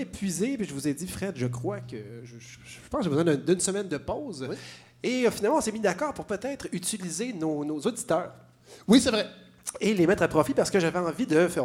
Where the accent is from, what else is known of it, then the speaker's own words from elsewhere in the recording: Montreal, Quebec, Canada; je suis Montréalais, j'adore ma ville